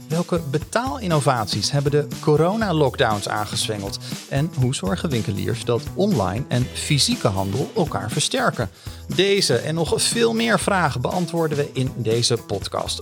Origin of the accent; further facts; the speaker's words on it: Netherlands; als Hollanders